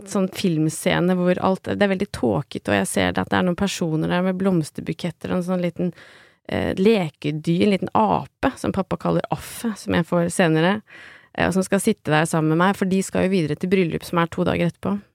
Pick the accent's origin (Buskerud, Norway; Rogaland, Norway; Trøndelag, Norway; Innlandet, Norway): Innlandet, Norway; Lillehammer; jeg er hjemme på Lillehammer, hvor jeg kommer fra, altså, med, og sitter sammen med moren og faren min og spiser reker